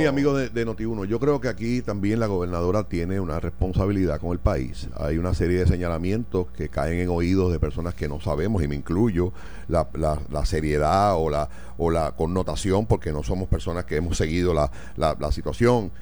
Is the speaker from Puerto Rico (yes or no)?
yes; Puerto Rico; como puertorriqueño